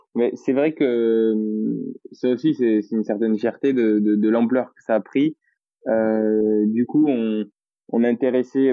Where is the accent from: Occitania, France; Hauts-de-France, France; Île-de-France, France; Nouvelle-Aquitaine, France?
Occitania, France; Toulouse; accent: Toulouse; je suis fier d'être toulousain et, et je cache pas mon accent